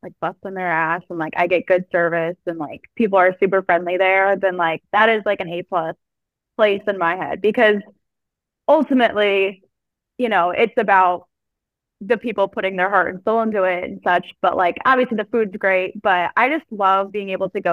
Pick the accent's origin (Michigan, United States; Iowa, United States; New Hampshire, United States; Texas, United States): Iowa, United States; moved away as an adult; now in Nashville, United States; I am currently living in Nashville. I am originally from Iowa, Quad City area.